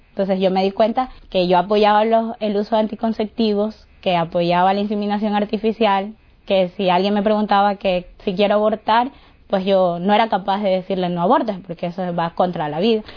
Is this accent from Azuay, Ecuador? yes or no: no; Guayaquil, Guayas, Ecuador; soy de Guayaquil, Ecuador